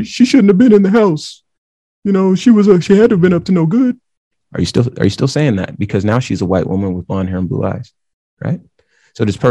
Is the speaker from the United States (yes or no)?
yes; the Southwest of the United States, United States; growing up in the Southwest of the United States